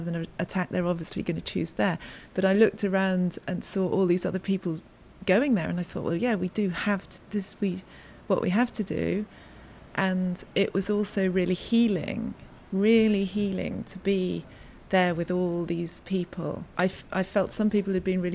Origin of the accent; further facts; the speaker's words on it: Somerset, South West England, United Kingdom; now in Paris, France; I grew up in Somerset, England. And I came to Paris